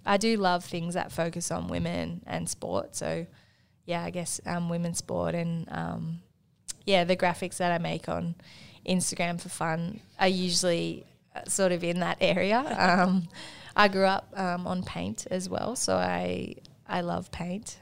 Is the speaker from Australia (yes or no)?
yes; Markwood, Victoria, Australia; I'm actually from a town in between Wangaratta and Myrtleford called Markwood, um, which is so small. Um, it has a tennis court that's overgrown. It used to have a primary school that's now shut down, um, which I went to.